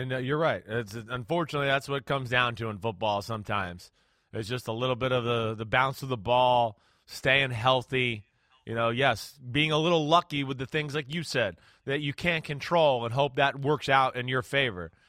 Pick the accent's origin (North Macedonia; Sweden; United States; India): United States; New Jersey; moved away; also born or lived in Texas; I'm from New Jersey. I went to Texas